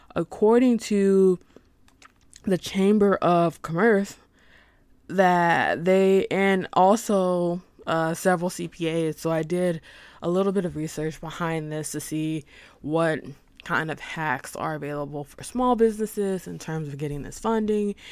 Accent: Arkansas, United States; I'm personally am from Arkansas

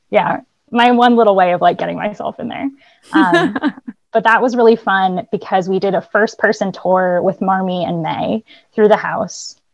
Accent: Boston, Massachusetts, United States; I grew up in the Boston area

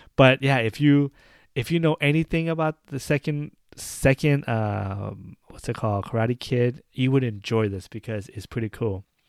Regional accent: United States; I'm an American. I might be Asian descendant, but I'm an American.

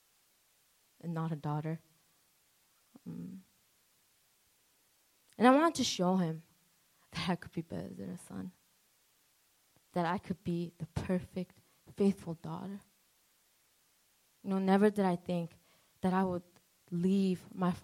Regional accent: New York City, New York, United States; now in New Jersey, United States; A lot of people say that I have an accent. So I'm not from Jersey. I'm from Queens, New York

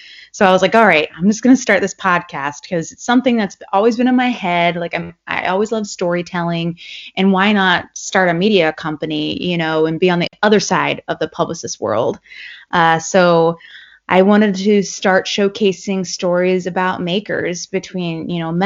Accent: Ellicott City, Maryland, United States; moved away as an adult; now in Maine, United States; I'm from Maryland. I'm from Ellicott City, which is a little bit outside of Baltimore.

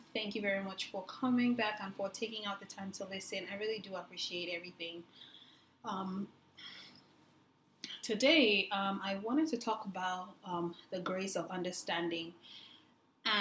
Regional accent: Lagos, Nigeria; we grew up in Lagos, Nigeria

